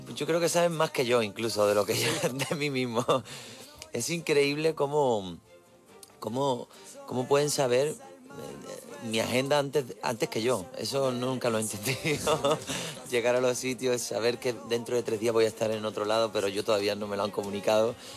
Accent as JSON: {"language": "Spanish", "town": "Isla Cristina", "region": "Andalusia", "country": "Spain", "tie": "born or raised there", "said": "Isla Cristina, a mi pueblo"}